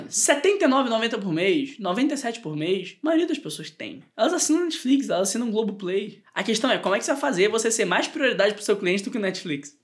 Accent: Brazil; Nós somos brasileiros

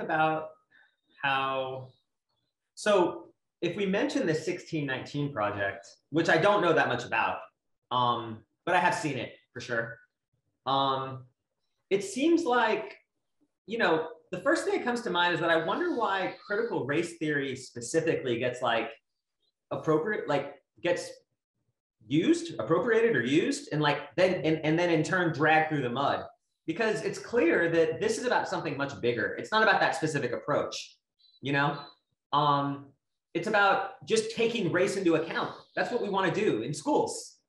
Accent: United States; I was born in the United States

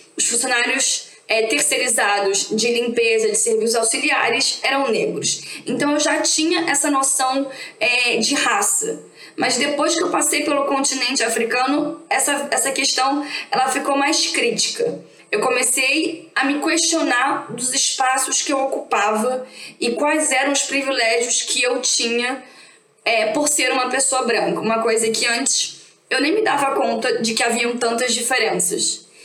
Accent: Rio de Janeiro, Brazil; Eu sou aqui do Rio de Janeiro

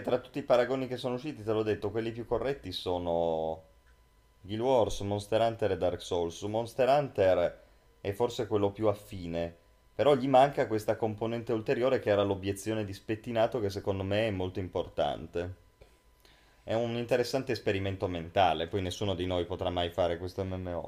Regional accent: Langhe, Piedmont, Italy; ambientato nelle Langhe, infatti nei nostri luoghi

